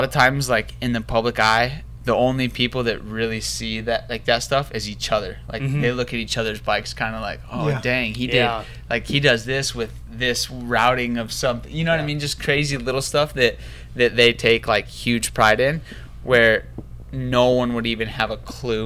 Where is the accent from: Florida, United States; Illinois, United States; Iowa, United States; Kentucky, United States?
Iowa, United States; Sioux City; moved away; I grew up in Sioux City, Iowa, which it's not a small town